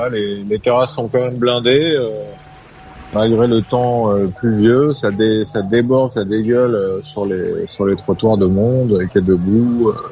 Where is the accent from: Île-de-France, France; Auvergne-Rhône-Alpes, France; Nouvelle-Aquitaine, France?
Île-de-France, France; Paris; Là, je parle vraiment en tant que Français, Parisien.